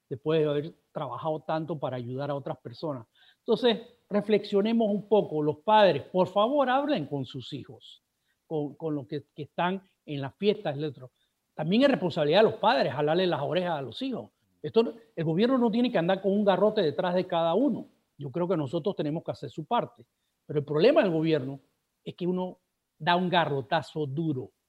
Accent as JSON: {"language": "Spanish", "country": "Panama", "said": "Aquí los que tenemos que hacer el esfuerzo somos los panameños de cuidarnos nosotros mismos"}